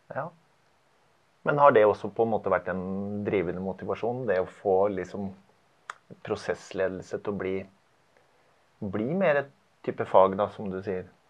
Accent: Larvik, Vestfold, Norway; Jeg er fra Larvik. Jobber i Larvik og har gjort det en del år nå

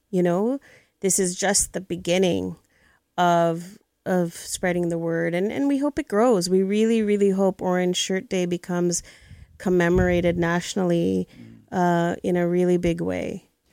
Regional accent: Tanzania; now in Canada; I was born in East Africa, came to Canada 43 years ago

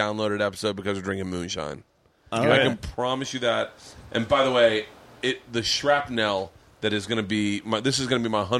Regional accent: New York, United States; And I was like, I'm from New York.

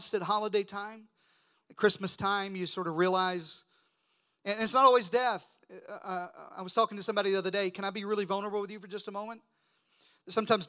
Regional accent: Deep South, United States; I grew up in the Deep South

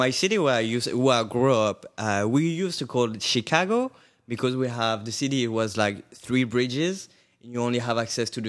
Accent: suburb of Paris, Île-de-France, France; moved away as an adult; now in Brooklyn, United States; I'm from Brooklyn. I would say no, actually, from Paris, France. Moved to Brooklyn a couple of years ago.

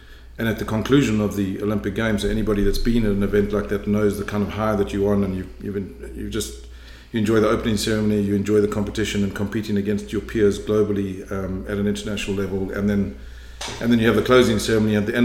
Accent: South Africa; moved away as an adult; also born or lived in Cape Town, South Africa / Johannesburg, South Africa / Durban, South Africa; now in Canada; I was born in Cape Town in South Africa, grew up largely in South Africa, initially in Johannesburg, and then went to Durban, went to university in Durban

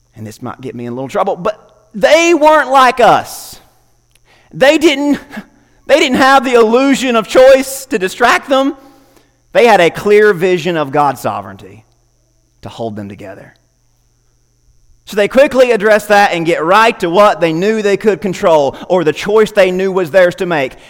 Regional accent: United States; As an American

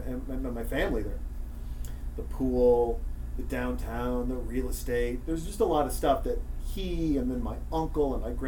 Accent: Montana, United States; I'm from Montana. I was with my grandfather in Townsend, Montana.

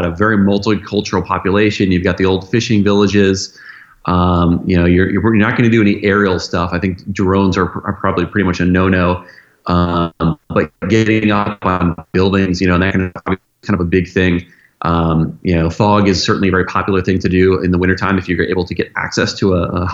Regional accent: United States; I feel so blessed as an American

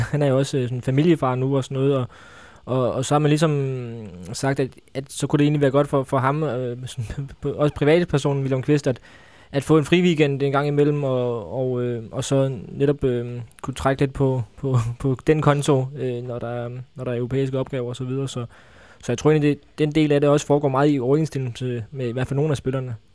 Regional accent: Funen, Southern Denmark, Denmark; nu er jeg jo fra Fyn

